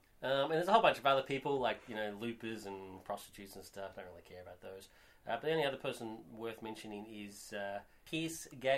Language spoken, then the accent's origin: English; Australia; I'm Australian